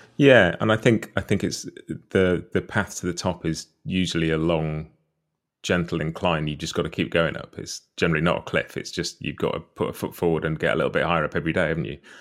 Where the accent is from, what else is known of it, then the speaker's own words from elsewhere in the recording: United Kingdom; a British guy who didn't grow up around bluegrass or much American music at first at all